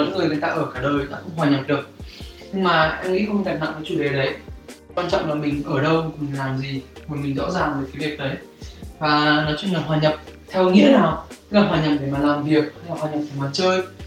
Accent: Vietnam; moved away; mình là người Việt Nam

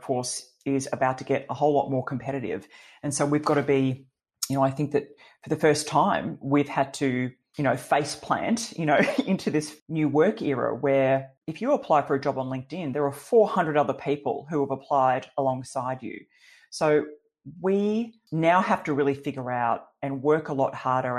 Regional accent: Gold Coast, Queensland, Australia; We grew up on the Gold Coast, you know, with a dad who loved to fly

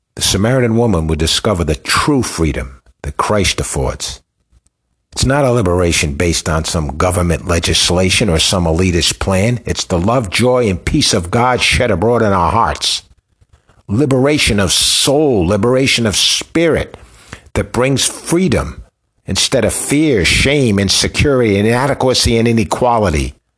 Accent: Rhode Island, United States; I grew up in Rhode Island.

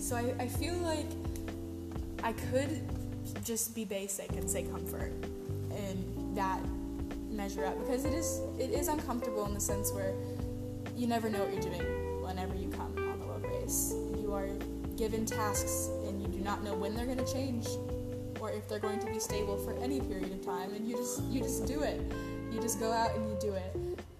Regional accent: Austin, Texas, United States; I'm from Austin, Texas.

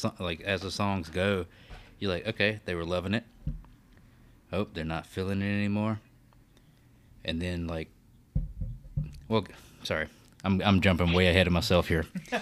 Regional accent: Alabama, United States; I'm from Alabama.

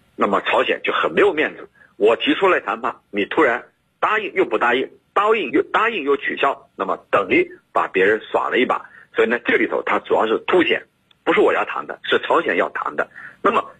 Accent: China; 只有我们中国人才有

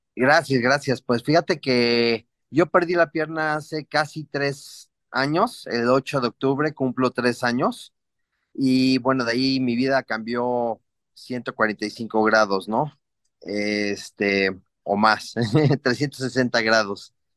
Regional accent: Mexico City, Mexico; also born or lived in Cancún; now in Cuernavaca, Mexico; yo soy oriundo de la Ciudad de México. Sin embargo, ah, me ha tocado vivir en varias partes. Ahorita estoy en Cuernavaca.

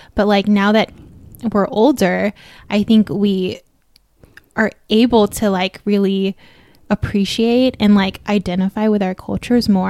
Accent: United States; I am like a true American born Filipina

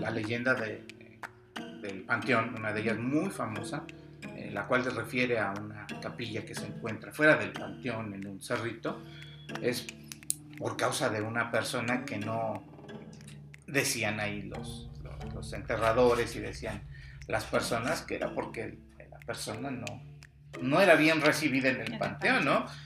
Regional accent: Mexico; nuestra cultura como mexicanos

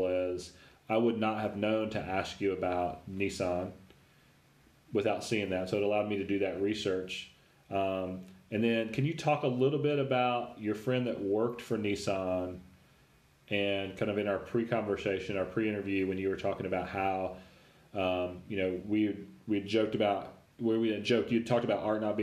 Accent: Nashville, Tennessee, United States; I grew up in Nashville

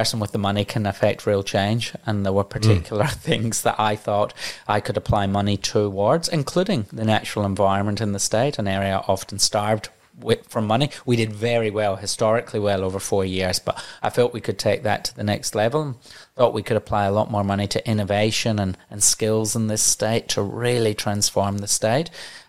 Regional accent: Hallett Cove, South Australia, Australia; I'm a boy from Hallett Cove. My parents moved to South Australia 19 years ago when I was in high school to give their three boys greater opportunity in life.

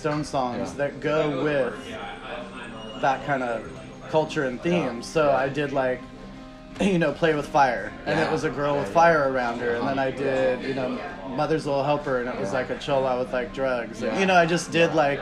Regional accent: Redondo Beach, California, United States; moved away as an adult; also born or lived in Hollywood / Los Angeles; now in Oakland, United States; I grew up in Redondo Beach

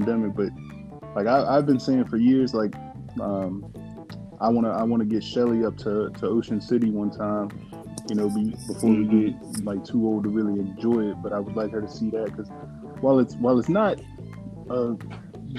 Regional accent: United States; moved away; being from DMV

